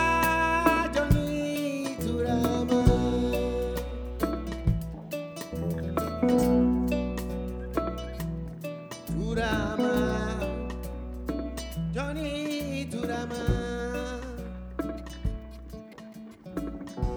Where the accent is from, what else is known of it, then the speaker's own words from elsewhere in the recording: Guinea; I'm from Guinea, West Africa.